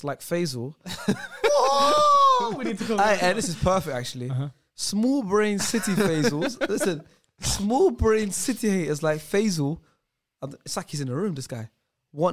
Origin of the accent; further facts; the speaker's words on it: London, United Kingdom; I'm from Brent